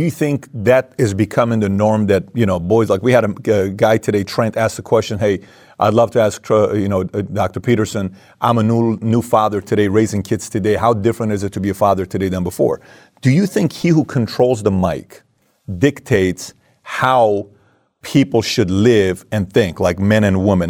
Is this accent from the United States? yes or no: no; Iran; moved away; also born or lived in Germany; I come from Iran